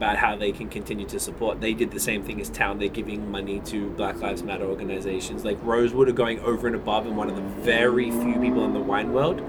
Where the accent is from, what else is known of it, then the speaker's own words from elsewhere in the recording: Australia; I'm from Australia.